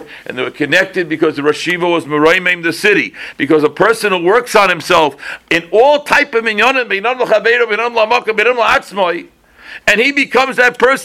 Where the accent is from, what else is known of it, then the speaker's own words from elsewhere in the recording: Boston, Massachusetts, United States; also born or lived in East Coast; I didn't grow up in the Midwest. I was born on the East Coast. But by the time I was 11, I was out of town. Even though Boston's on the East Coast, it was out of town